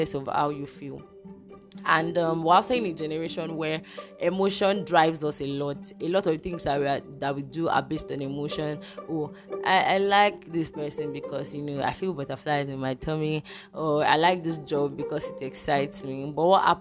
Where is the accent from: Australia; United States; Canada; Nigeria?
Nigeria; I'm a Nigerian and I'm recording from Nigeria